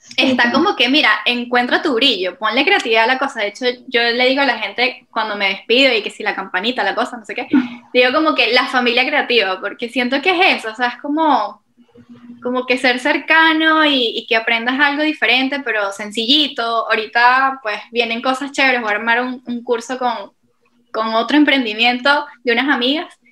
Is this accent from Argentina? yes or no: no; Venezuela; moved away as an adult; now in Portugal; yo desde muy pequeña soy voluntaria de Olimpiadas Especiales Venezuela